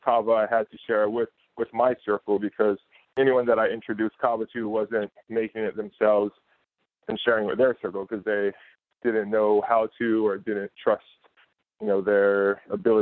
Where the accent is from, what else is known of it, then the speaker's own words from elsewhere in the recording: Ewa Beach, Hawaii, United States; I grew up in Ewa Beach, Hawaii